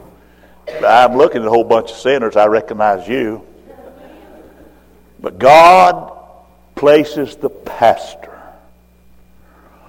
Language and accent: English; Roll Mountain, Tennessee, United States; I'm from Roll Mountain, Tennessee.